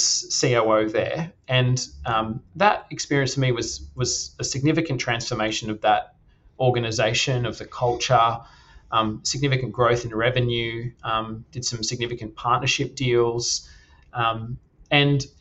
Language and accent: English; Perth, Western Australia, Australia; moved away; also born or lived in London / Europe; I grew up in Perth, Western Australia, lovely part of the world